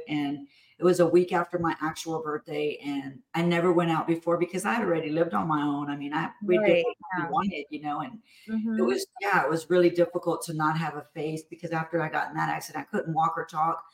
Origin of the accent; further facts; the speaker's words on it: Houston, Texas, United States; I'm from Houston